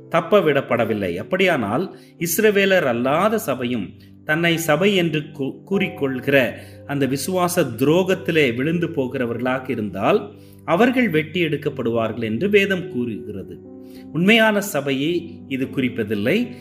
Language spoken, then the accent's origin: Tamil; Ooty, Tamil Nadu, India; நான் உதகையிலே பிறந்து வளர்ந்தவன்